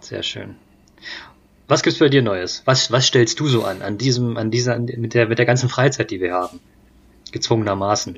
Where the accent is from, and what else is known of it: the flat land between Berlin and Leipzig, Germany; born or raised there; moved away